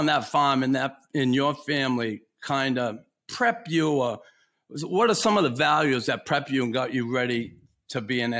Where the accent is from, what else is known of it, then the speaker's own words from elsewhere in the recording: Boston, Massachusetts, United States; You know, I'm from Boston.